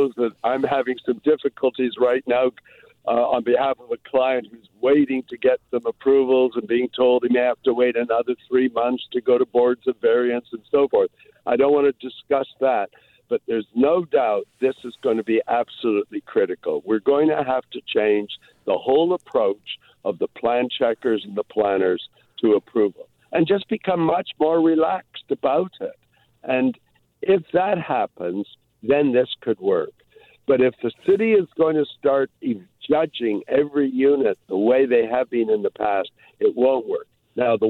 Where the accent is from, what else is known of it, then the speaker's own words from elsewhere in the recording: Toronto, Ontario, Canada; now in Vancouver, Canada; I grew up in Toronto